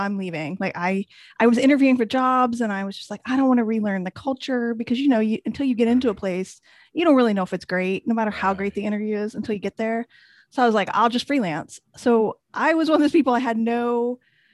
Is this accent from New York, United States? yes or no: no; a small town in Indiana, United States; moved away as an adult; also born or lived in Washington, D.C. area